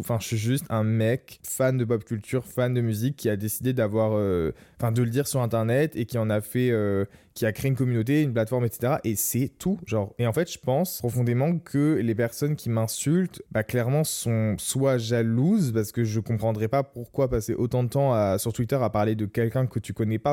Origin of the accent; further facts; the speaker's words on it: Lorraine, Grand Est, France; chez moi en Lorraine quand j'étais adolescent